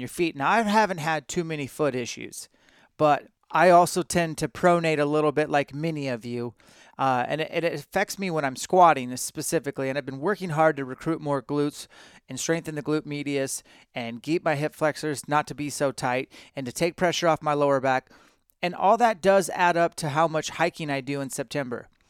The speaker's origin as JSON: {"language": "English", "region": "Washington", "country": "United States", "said": "I'm from Washington"}